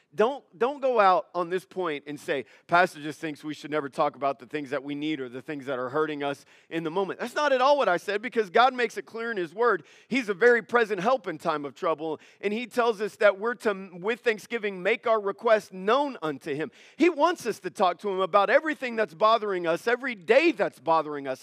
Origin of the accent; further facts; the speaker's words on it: United States; I'm an American